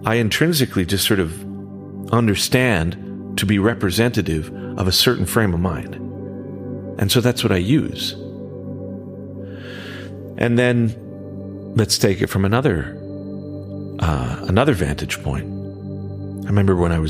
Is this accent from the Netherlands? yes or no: no; Western Canada, Canada; in the 70s and 80s, when I grew up in Western Canada